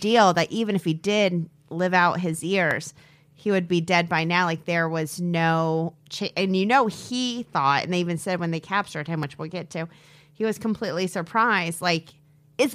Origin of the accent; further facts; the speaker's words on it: Peoria, Illinois, United States; born there; I was alive. I was born July 1976 in Peoria, Illinois.